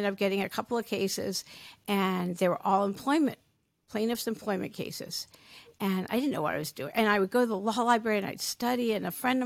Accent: East Coast, United States; moved away as an adult; now in California, United States; I'm from the East Coast originally

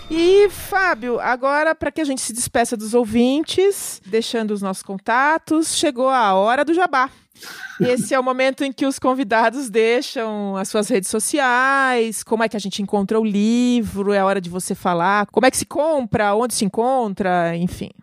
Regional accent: Itu, São Paulo, Brazil; lá na minha cidade, lá em Itu

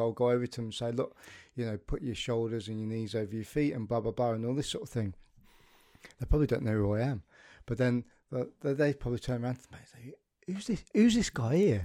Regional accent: United Kingdom; as a as a British nation and um, as British people

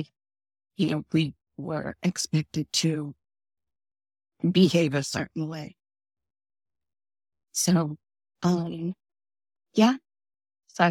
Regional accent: Worcester, Massachusetts, United States; I did grow up in Worcester, Massachusetts

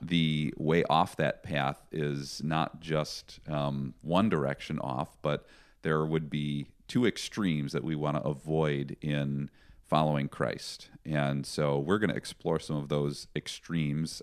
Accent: Chicago, Illinois, United States; moved away as an adult; also born or lived in Vancouver, Canada / Bellingham, Washington / Sumas, Washington; I was born and raised in the Chicago area

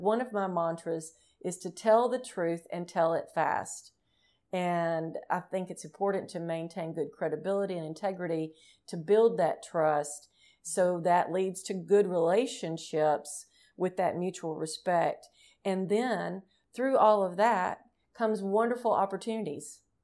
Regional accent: Tennessee, United States; the state of Tennessee, which is my home state

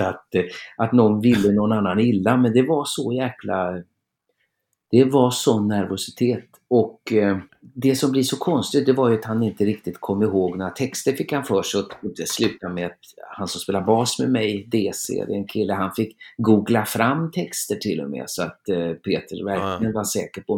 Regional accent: Trollhättan, Västra Götaland, Sweden; min hemstad

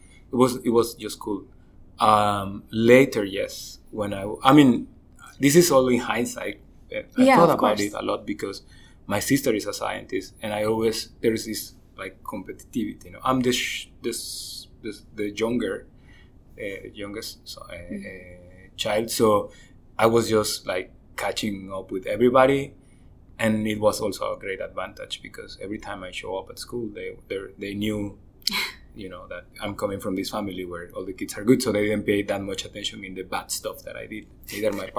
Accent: Tabasco, Mexico; In Tabasco, in the south of Mexico.

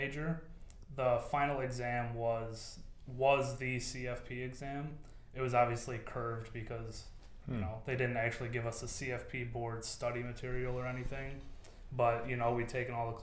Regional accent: West Bloomfield, Michigan, United States; I grew up in West Bloomfield, Michigan. Yeah, grew up in West Bloomfield. Spent my whole life there

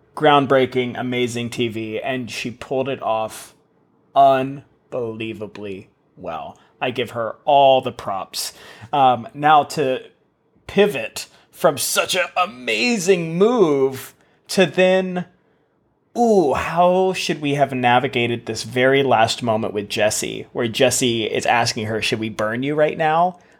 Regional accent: United States; I'm American

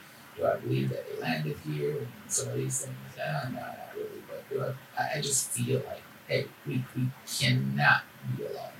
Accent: Jamaica; being from Jamaica and then knowing the impact that you had here is a very proud moment for me, you know, as a Jamaican.

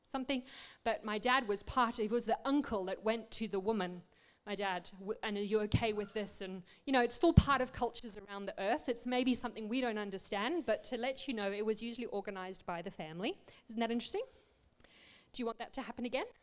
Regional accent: Botswana; also born or lived in Zimbabwe / South Africa; we grew up in Africa. My parents were 35 years missionaries there. We grew up in Botswana, then Zimbabwe, South Africa.

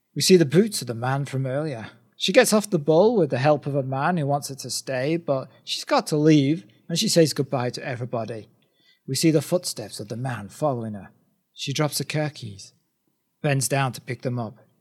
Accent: United Kingdom; we're, we're two British guys

